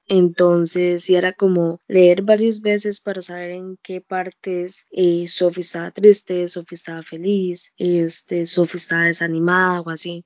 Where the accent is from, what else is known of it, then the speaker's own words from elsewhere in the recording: Costa Rica; accent: tico (dragged R); como todo tico no los, la letra R no la pronunciamos